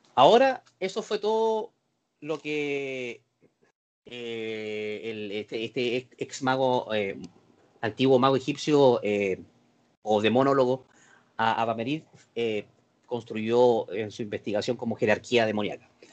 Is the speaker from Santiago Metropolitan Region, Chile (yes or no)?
no; Concepción, Biobío, Chile; los que somos penquistas